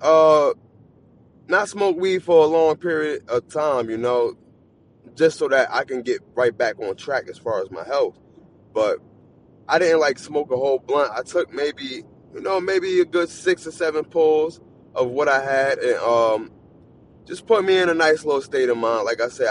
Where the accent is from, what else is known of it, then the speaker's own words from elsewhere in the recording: New Jersey, United States; I'm not from Philly. I'm from Jersey